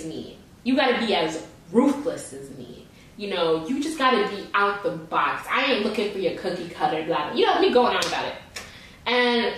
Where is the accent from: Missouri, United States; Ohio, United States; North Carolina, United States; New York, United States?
New York, United States; moved away; I'm from New York